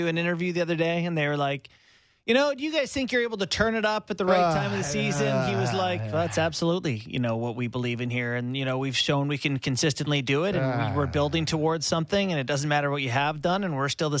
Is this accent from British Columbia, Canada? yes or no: yes; Kelowna, British Columbia, Canada; now in Ontario, Canada; I grew up in Kelowna, BC, where April is full on, tulips are blooming, course has been open for a month.